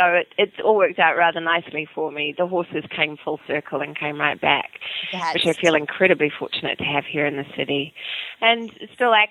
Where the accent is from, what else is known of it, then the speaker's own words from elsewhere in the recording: Auckland, New Zealand; accent: Kiwi; moved away as an adult; now in New York City, United States; growing up in New Zealand, volunteered as a student, as a high school student, with a therapeutic riding program.